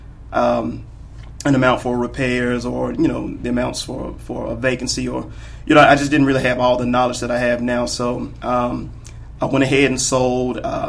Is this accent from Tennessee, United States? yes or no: yes; Memphis, Tennessee, United States; I'm originally from Memphis, Tennessee. Been here all my life